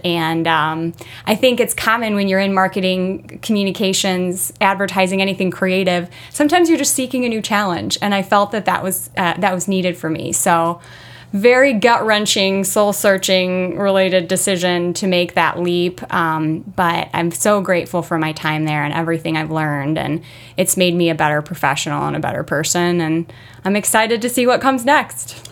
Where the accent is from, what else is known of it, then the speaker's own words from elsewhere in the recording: Merrillville, Indiana, United States; also born or lived in Chicago; I'm a region girl, born and raised in Merrillville